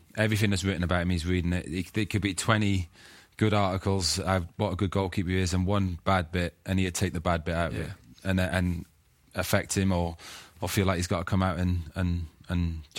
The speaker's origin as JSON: {"language": "English", "region": "Wales", "country": "United Kingdom", "said": "as Welsh players"}